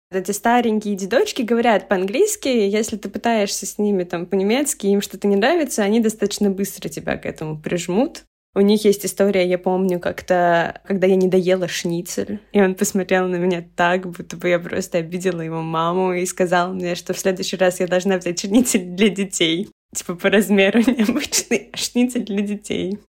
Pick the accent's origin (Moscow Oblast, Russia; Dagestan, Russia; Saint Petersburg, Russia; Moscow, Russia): Saint Petersburg, Russia; moved away as an adult; now in Vienna, Austria; я сама родом из Питера и всю жизнь провела в Питере